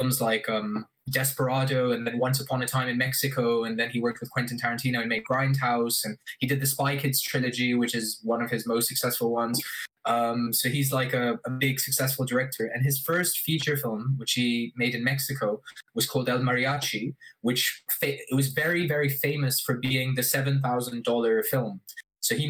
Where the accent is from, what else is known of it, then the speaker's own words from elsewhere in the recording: Abu Dhabi, United Arab Emirates; I grew up in Abu Dhabi